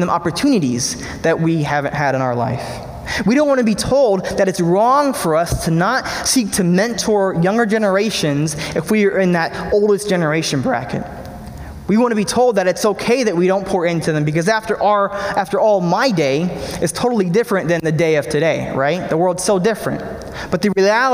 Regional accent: Pennsylvania, United States; Beth and I moved to my hometown in Pennsylvania

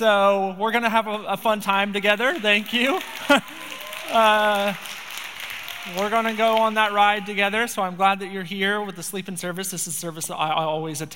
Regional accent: Spokane, Washington, United States; moved away as an adult; now in Bellingham, United States; I grew up in Spokane, Washington

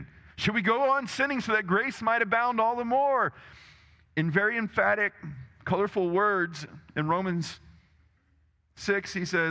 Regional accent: Texas, United States; I live in America. I'm Texan, blah, blah, blah. You know, Texan, I've got a gun to prove it.

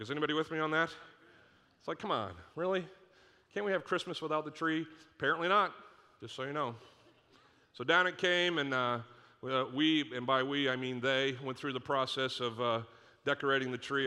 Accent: Northeast, United States; moved away; I grew up in the Northeast

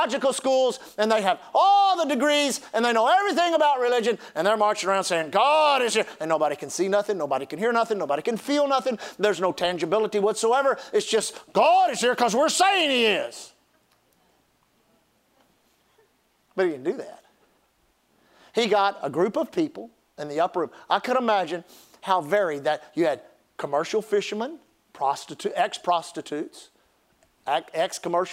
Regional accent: Gulf Coast, United States; I grew up on the Gulf Coast

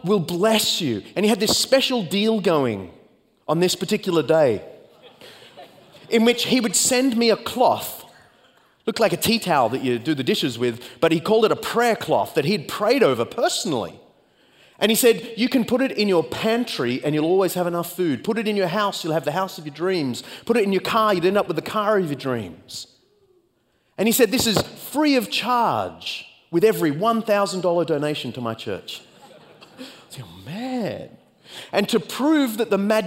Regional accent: Australia; accent: Australian; speed up to Australian speed, because you're so acclimated to my accent

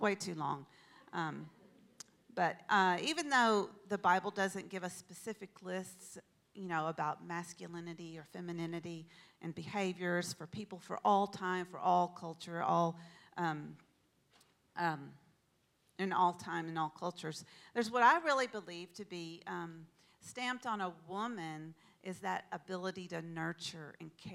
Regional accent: Texas, United States; now in Pacific Northwest, United States; I grew up in Texas, as most of you probably know, and the culture there is really quite different than it is here in the Pacific Northwest.

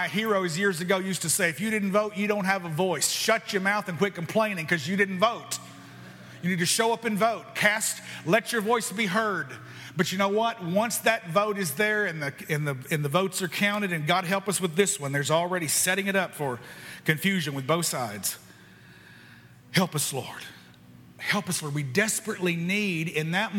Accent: United States; I am a Christian before I'm an American

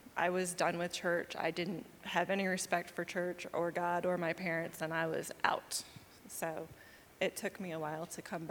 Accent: New York, United States; also born or lived in Myrtle Beach, South Carolina; I'm from a little bit of all over. I was born in New York, and we spent a lot of time traveling between New York and a little city down near Myrtle Beach.

